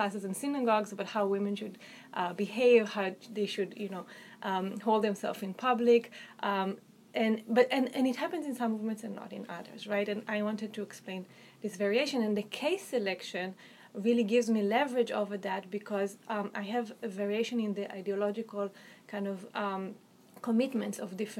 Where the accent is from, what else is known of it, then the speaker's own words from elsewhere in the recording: Israel; accent: Israeli; I am Israeli, I'm Jewish, I don't hide that fact, it's pretty apparent from my name, from my accent